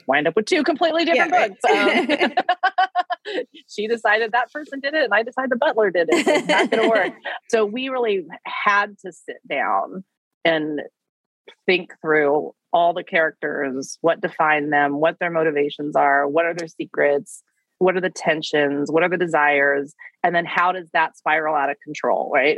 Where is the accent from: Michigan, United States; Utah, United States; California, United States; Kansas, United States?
Kansas, United States; Wichita; I grew up in Wichita, Kansas